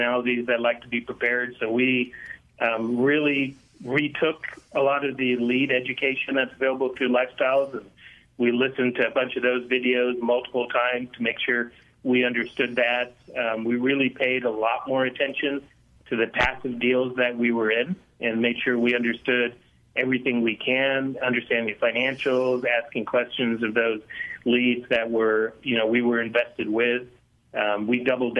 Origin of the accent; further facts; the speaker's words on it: Laramie, Wyoming, United States; I was born and raised in Laramie, Wyoming, so lived here all my life.